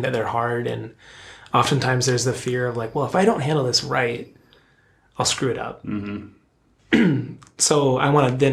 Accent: outside of Philadelphia, Pennsylvania, United States; now in West Coast, United States; I grew up outside of Philadelphia

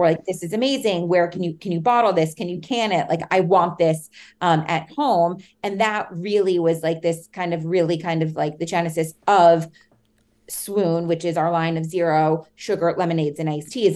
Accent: New York City, New York, United States; also born or lived in Hanover, New Hampshire; I grew up in New York City, in Manhattan, so right dead in the center of the city

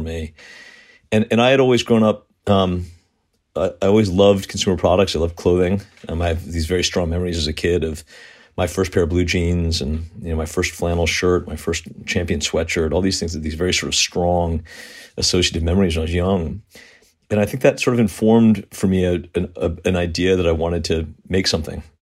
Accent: Southern Connecticut, United States; I grew up, um, in a, in a wealthy town in Southern Connecticut

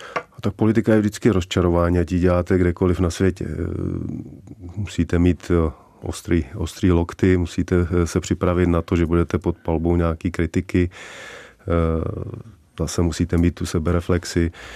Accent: Czechia; also born or lived in Vancouver, Canada / United States; Já jsem, já jsem Čech se vším coulem, a to tady mám u nás rád

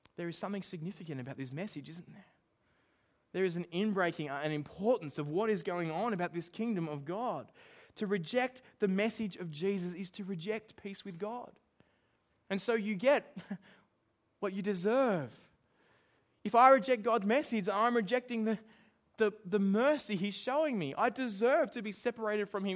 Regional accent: Australia; I'm Australian

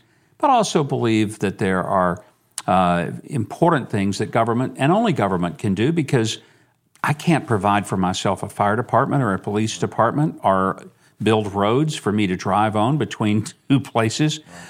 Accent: Arkansas, United States; I mean, I was from Arkansas, Lord. I've known Clinton for 40-something years.

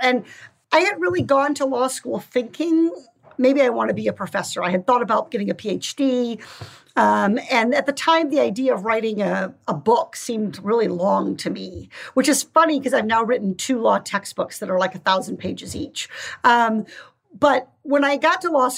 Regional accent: Iowa, United States; growing up in Iowa in the 1980s during Farm Aid and the tractor motorcades and watching the farming community where I grew up really struggle economically

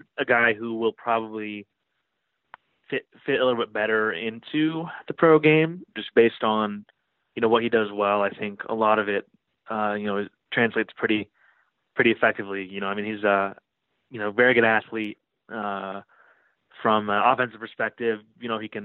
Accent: Chicago, Illinois, United States; now in New York, United States; I'm from Chicago

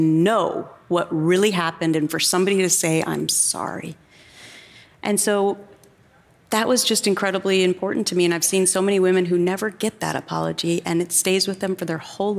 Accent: Anoka, Minnesota, United States; now in New York, United States; growing up in Minnesota, we don't sue a lot of people. So, you know, there's this Minnesota nice thing.

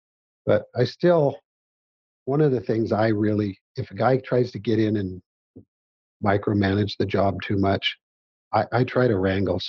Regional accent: Missouri, United States; I'm not going to tell them they didn't, but I'm from Missouri, man.

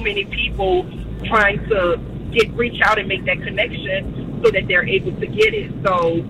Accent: New Orleans, Louisiana, United States; I'm from New Orleans

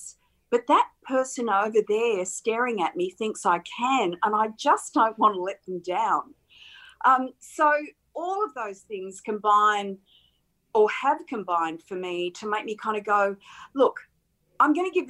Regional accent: Campbelltown, New South Wales, Australia; growing up in Campbelltown, I lived such a small, sheltered life

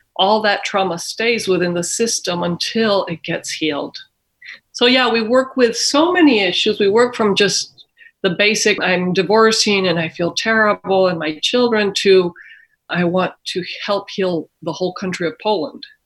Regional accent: Mexico; moved away; I was born and raised in Mexico myself

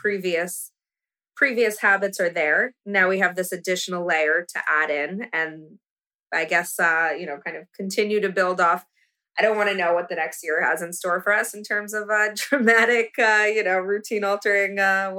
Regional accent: United States; I'm American

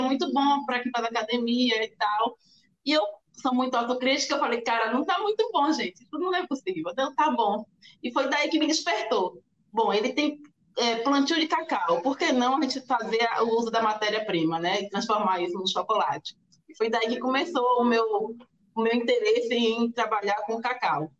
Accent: Salvador, Bahia, Brazil; moved away as an adult; now in Porto Seguro, Brazil; Vim de Salvador, nasci em Salvador, Bahia. Ah, sou do bairro de Itapuã, que também é, uma, é um bairro de litoral norte, né? Praia. Então eu já cresci já nesse, nessa na natureza

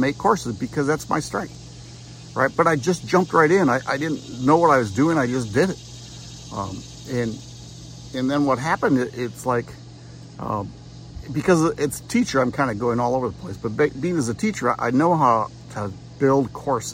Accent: Wisconsin, United States; Nancy and I grew up in Wisconsin, and I lived on a lake

